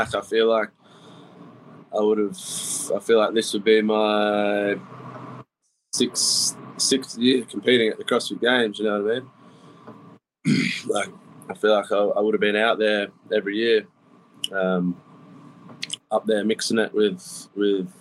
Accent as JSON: {"language": "English", "town": "Bowral", "region": "New South Wales", "country": "Australia", "tie": "born or raised there", "also_born_or_lived": "Mittagong", "said": "I was born in a town called Barrow, which is about 5 minutes from where I live now, which is a town called Mittagong. It's in like a place we call the Southern Highlands"}